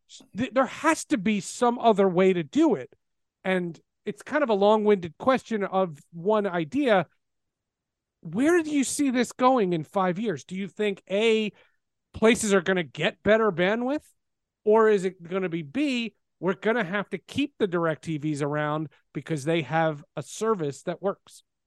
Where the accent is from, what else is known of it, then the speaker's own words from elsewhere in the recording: New Jersey, United States; I grew up in New Jersey